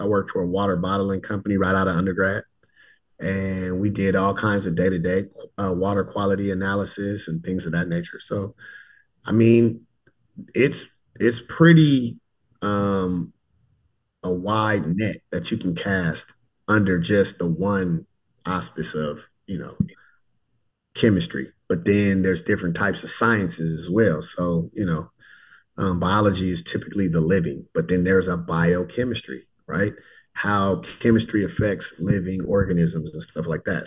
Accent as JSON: {"language": "English", "town": "Richmond", "region": "California", "country": "United States", "tie": "born or raised there", "also_born_or_lived": "Fresno, California / Tuskegee, Alabama", "moved": "as an adult", "said": "I hail from Richmond, California, born and raised in the heart of the San Francisco Bay Area"}